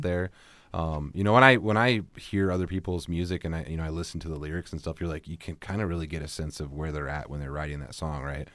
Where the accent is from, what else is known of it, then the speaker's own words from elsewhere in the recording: Battle Ground, Washington, United States; I grew up in Battleground.